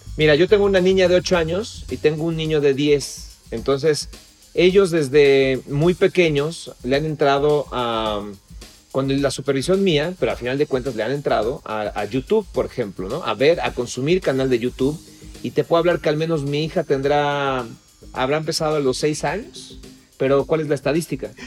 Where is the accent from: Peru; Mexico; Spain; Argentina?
Mexico; nosotros como mexicanos